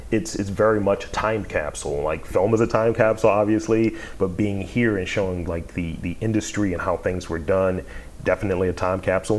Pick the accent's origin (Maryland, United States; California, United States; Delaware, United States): Maryland, United States; Baltimore; I'm from Baltimore, I know that place.